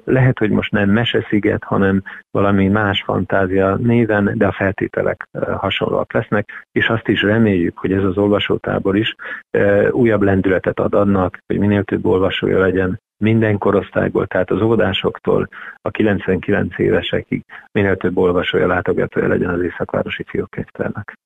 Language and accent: Hungarian; Tiszaföldvár, Jász-Nagykun-Szolnok, Hungary; moved away as an adult; now in Szeged, Hungary; Tiszaföldvári születésű vagyok